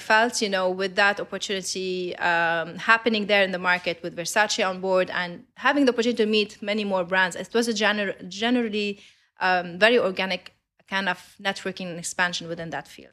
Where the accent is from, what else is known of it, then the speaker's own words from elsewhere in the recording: Lebanon; I'm Lebanese. I grew up in Lebanon. I studied there